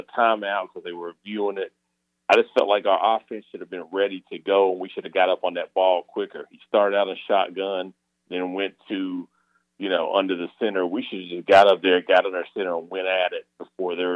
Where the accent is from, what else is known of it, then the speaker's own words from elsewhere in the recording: Salisbury, North Carolina, United States; now in Raleigh, United States; I grew up in Salisbury, North Carolina